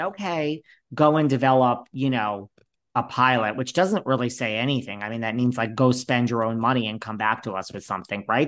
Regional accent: Connecticut, United States; moved away; I'm actually originally from Connecticut

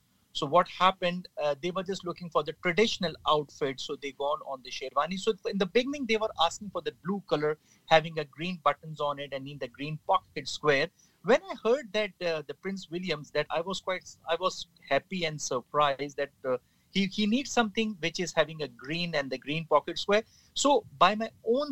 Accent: Pakistan; We as a nation of the Pakistani nation, we are very much humble and a friendly people

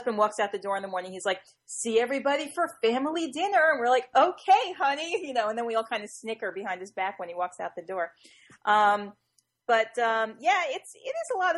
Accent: New Jersey, United States; I'm from New Jersey

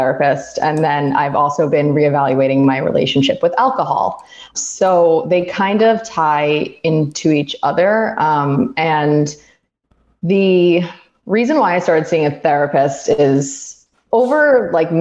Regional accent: Roslyn, New York, United States; moved away as an adult; now in Manhattan, United States; We hail from Roslyn

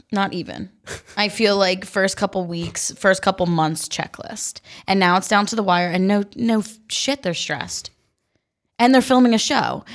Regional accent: New Jersey, United States; I'm from New Jersey

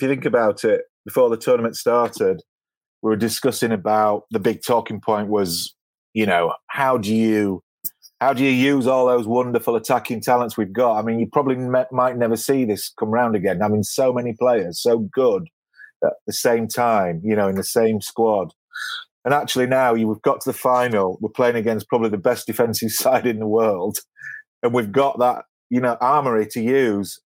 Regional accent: England, United Kingdom; we're all English

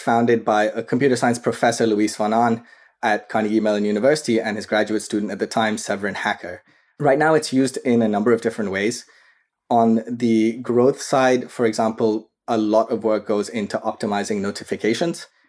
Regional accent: Karachi, Sindh, Pakistan; moved away as an adult; now in United States; I grew up in Karachi, Pakistan. That's where I was raised, and I came to the U S for undergraduate studies

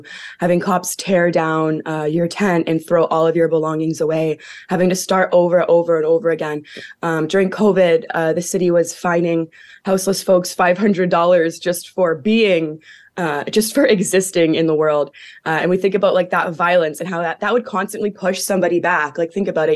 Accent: Hamilton, Ontario, Canada; I'm actually Mohawk from Six Nations, born and raised in Hamilton, Ontario

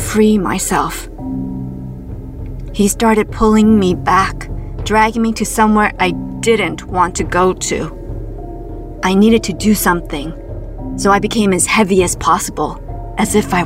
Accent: Toronto, Ontario, Canada; my hometown of Toronto, Canada

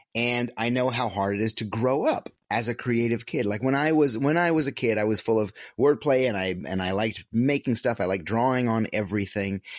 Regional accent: upstate New York, United States; moved away as an adult; a little small upstate, upstate New York hometown

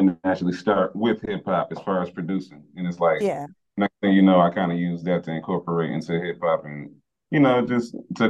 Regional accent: Chicago, Illinois, United States; now in Los Angeles, United States; growing up in Chicago

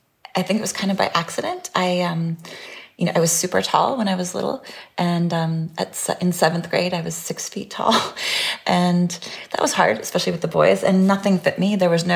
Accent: California, United States; because I grew up in California and I sort of understood one idea of beauty.

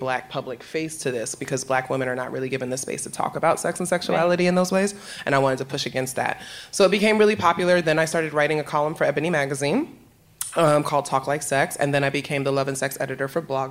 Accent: New York City, New York, United States; moved away as an adult; now in Philadelphia, United States; New York, which is where I'm from. I'm from the Bronx

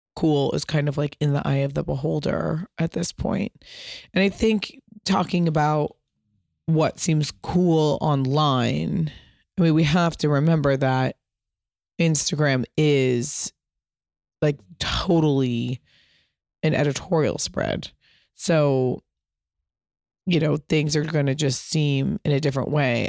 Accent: Pasadena, California, United States; I grew up in Pasadena

